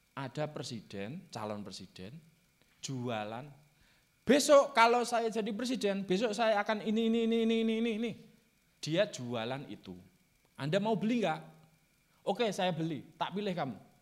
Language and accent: Indonesian; Java, Indonesia; first language Javanese; Indonesian is a second language; saya itu orang Jawa